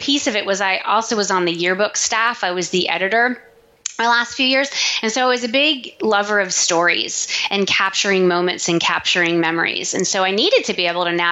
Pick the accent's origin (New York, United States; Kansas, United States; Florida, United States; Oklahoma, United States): Florida, United States; small beach town south of Daytona Beach; I grew up in Florida in a beach town, a small beach town, just south of Daytona Beach